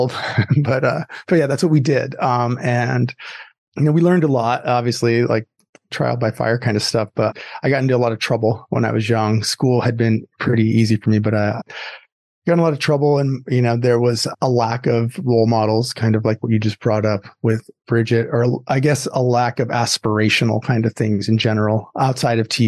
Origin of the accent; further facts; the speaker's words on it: Southern California, United States; also born or lived in Chicago, Illinois; we moved to Southern California when I was pretty young